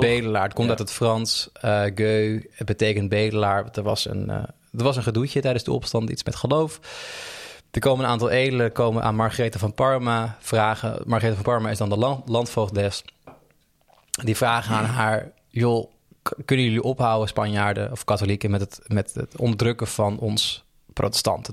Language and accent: Dutch; Almere, Flevoland, Netherlands; in Almere buiten, vlakbij waar ik opgroeide